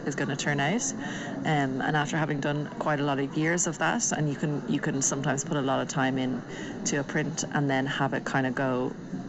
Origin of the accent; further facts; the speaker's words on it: Dublin, Leinster, Ireland; moved away as an adult; also born or lived in Trondheim, Norway; now in Tynset, Norway; born and raised in Dublin, lived there till I was 25, moved to Trondheim, Norway, in 2013